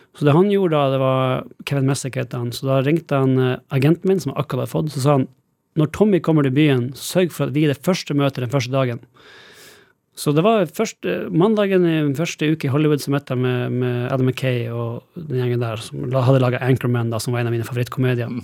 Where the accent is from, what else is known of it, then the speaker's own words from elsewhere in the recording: Alta, Finnmark, Norway; moved away as an adult; now in Los Angeles, United States; jeg vokste opp i Norge og Alta